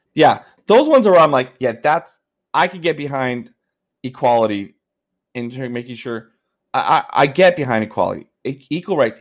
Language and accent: English; Canada; as a Canadian, I w, I have, uh, I have religious, uh, uh, beliefs